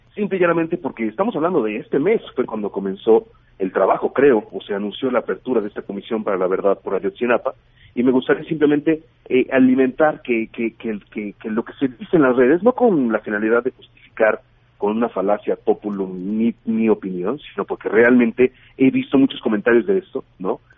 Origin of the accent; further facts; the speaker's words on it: Mexico City, Mexico; soy de la Ciudad de México, mi departamento que yo estaba rentando después del temblor del 19 de septiembre se, se, partió a la mitad